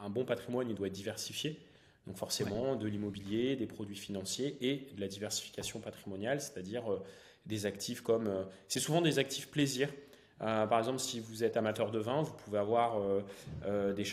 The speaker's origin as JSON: {"language": "French", "region": "northern France", "country": "France", "said": "j'ai 32 ans. je suis originaire du nord de la France."}